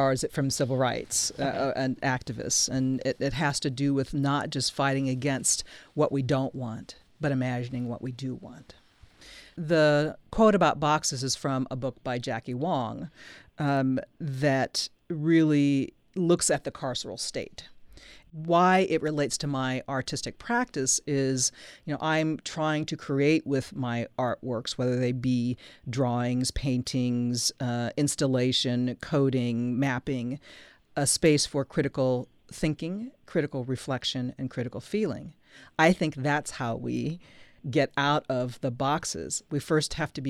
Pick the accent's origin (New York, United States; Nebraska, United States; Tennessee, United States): Nebraska, United States; I grew up in Nebraska